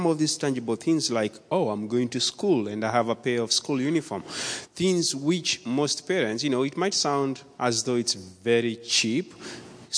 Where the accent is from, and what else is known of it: Nairobi, Kenya; born or raised there; moved away